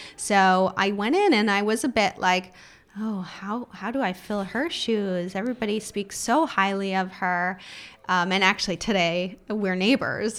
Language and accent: English; Los Angeles, California, United States; moved away as an adult; now in London, United Kingdom; I grew up in Los Angeles